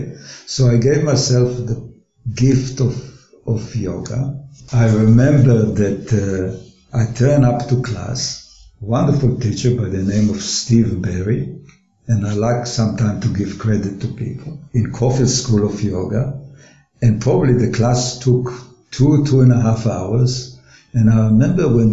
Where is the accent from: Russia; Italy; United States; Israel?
Israel; moved away as an adult; now in Australia; I was born in Israel